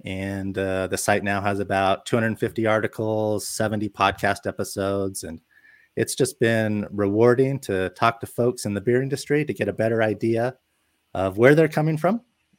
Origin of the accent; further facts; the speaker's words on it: Utah, United States; I'm born and raised in Utah. I've lived elsewhere for a couple stints here and there, but primarily Utah.